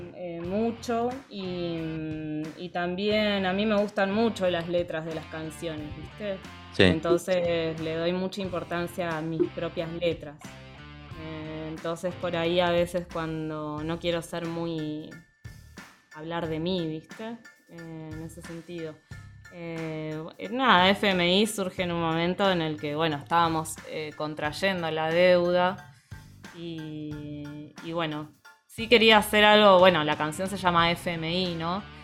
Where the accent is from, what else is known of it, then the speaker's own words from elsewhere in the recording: Neuquén, Argentina; moved away as an adult; also born or lived in La Plata; now in Buenos Aires, Argentina; soy de Neuquén y ahora estoy viviendo en Buenos Aires